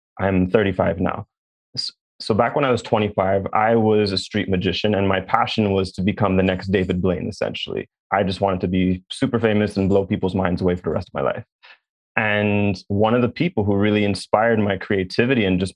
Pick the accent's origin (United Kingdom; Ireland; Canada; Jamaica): Jamaica; I'm Jamaican.